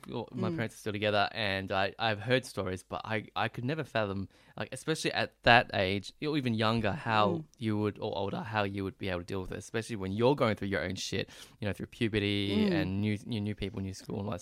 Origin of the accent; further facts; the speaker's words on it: Melbourne, Victoria, Australia; born there; I was born in Melbourne.